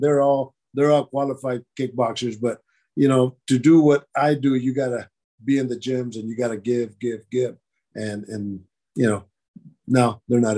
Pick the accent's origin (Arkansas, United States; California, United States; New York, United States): California, United States; Oakland; I'm from Oakland